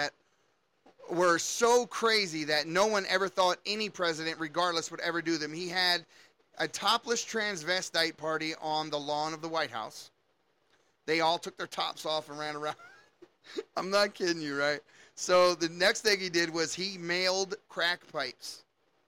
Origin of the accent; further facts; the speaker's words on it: Baltimore, Maryland, United States; also born or lived in near Washington, D.C.; I'm from Baltimore, Maryland